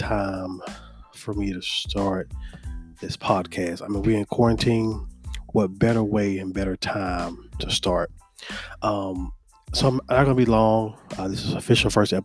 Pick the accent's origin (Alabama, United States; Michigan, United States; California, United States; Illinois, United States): Alabama, United States; Mobile; moved away as an adult; also born or lived in Troy, Alabama / Tuscaloosa, Alabama; now in Birmingham, United States; I'm from Mobile, Alabama. I currently reside in Birmingham